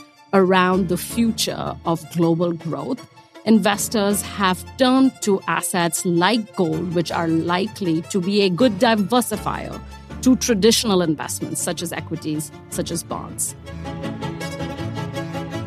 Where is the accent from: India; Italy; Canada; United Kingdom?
India; accent: Indian; I'm Indian, as you can hear from the voice